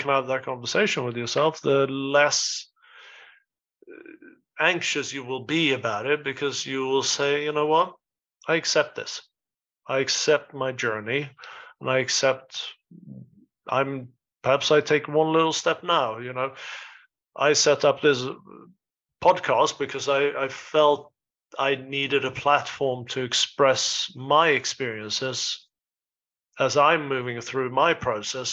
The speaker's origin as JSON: {"language": "English", "region": "southern Sweden", "country": "Sweden", "also_born_or_lived": "Stockholm / New York / Spain", "moved": "as an adult", "lives_now": "United Kingdom", "said": "I am actually from Sweden myself, and but I live in the UK"}